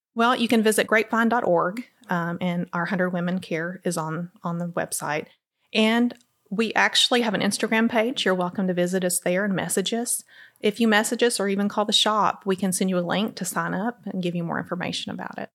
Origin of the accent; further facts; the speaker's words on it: Crossville, Tennessee, United States; now in Cookeville, United States; I'm actually from Crossville